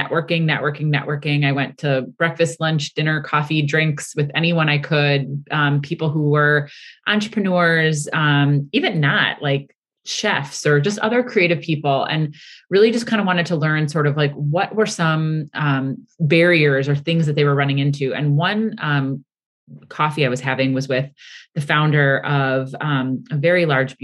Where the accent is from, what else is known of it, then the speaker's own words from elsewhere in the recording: Milwaukee, Wisconsin, United States; moved away as an adult; also born or lived in New York City; I'm from Milwaukee, Wisconsin, and I'm third generation in my family's printing business